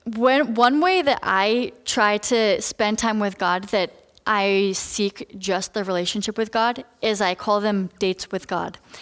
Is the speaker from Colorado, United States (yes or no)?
yes; Colorado, United States; moved away as an adult; now in Redlands, United States; I'm from Colorado